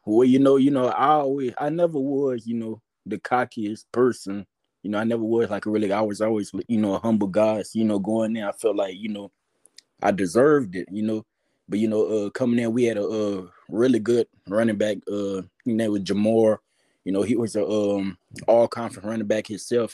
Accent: Louisiana, United States; I'm from Louisiana

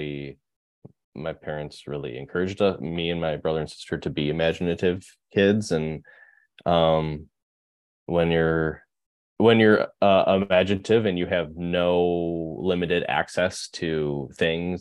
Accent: Berkley, Michigan, United States; accent: Midwest; moved away as an adult; also born or lived in Rochester Hills, Michigan / Chicago, Illinois; now in Portland, United States; I grew up in Michigan, right outside of Detroit. Berkeley, Michigan, and then Rochester Hills, Michigan

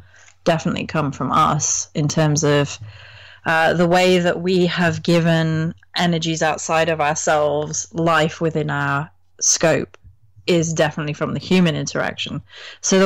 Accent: England, United Kingdom; as an English person

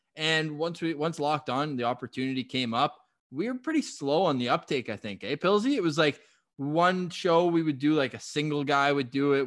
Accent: Ottawa, Ontario, Canada; also born or lived in Toronto; born and raised Ottawa boy

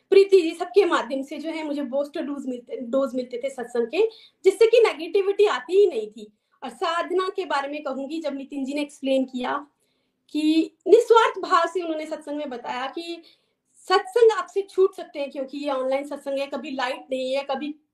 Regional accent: Chamba, Himachal Pradesh, India; moved away as an adult; now in United States; मैं बेसिकली चंबा से हूँ एंड आफ्टर मैरिज हम लोग जो हैं यूएस में सेटल हैं बचपन से ही हमारे घर में भक्तिमय माहौल था

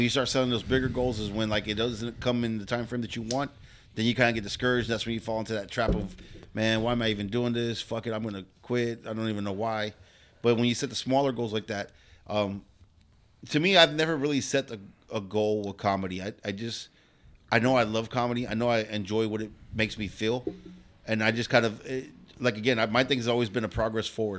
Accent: Pasadena, California, United States; I grew up in Pasadena

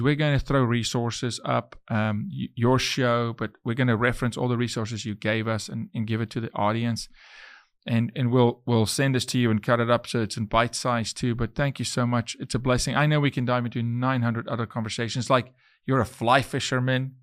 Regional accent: South Africa; moved away as an adult; now in Texas, United States; I'm from South Africa, but I'm Texan

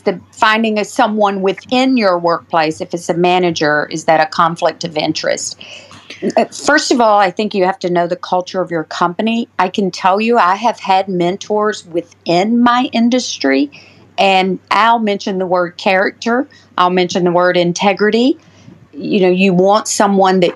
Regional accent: Georgia, United States; I am from Georgia

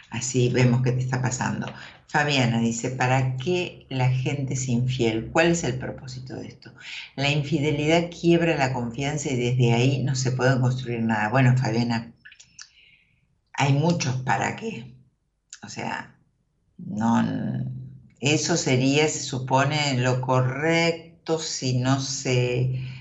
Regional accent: Posadas, Misiones, Argentina; De Posadas, Misiones.

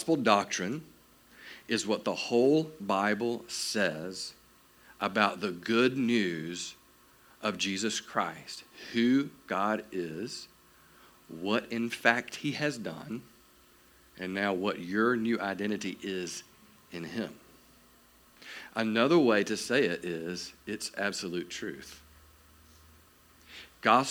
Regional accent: South Georgia, United States; I am from South Georgia

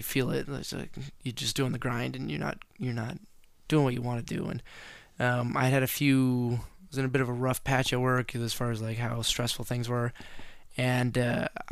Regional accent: Oregon, United States; I'm from Oregon.

